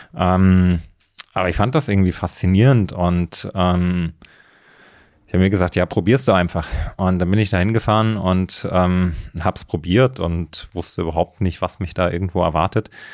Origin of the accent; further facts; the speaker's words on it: Thuringia, Germany; moved away as an adult; also born or lived in Leipzig / Berlin; ich bin in, in, in Thüringen aufgewachsen, im Mittelgebirge